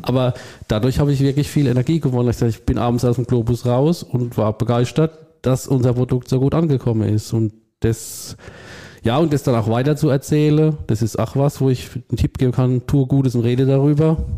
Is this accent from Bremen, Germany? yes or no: no; Rhineland-Palatinate, Germany; ich bin auch Pfälzer mit Leib und Seele